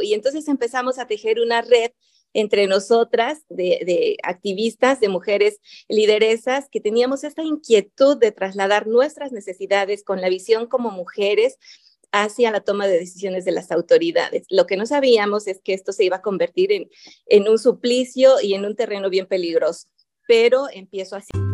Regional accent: a town near Huautla de Jiménez, Oaxaca, Mexico; Huautla de Jiménez, que es la comunidad donde hay esta institución más cercana a mi pueblo

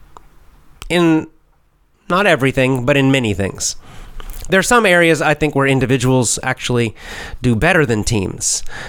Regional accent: United States; I'm an American

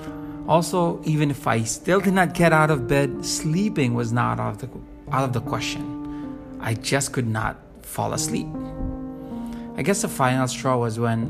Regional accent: Manila, Metro Manila, Philippines; from Manila, Philippines.

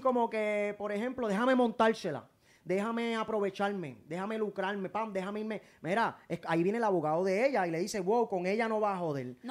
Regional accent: Puerto Rico; also born or lived in Spain; Yo soy de Puerto Rico. Puerto Rico me hizo. Yo soy de aquí

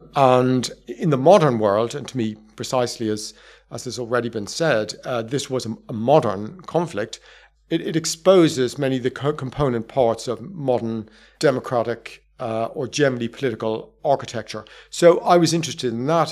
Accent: Ireland; I'm from Southern Ireland, not from Northern Ireland

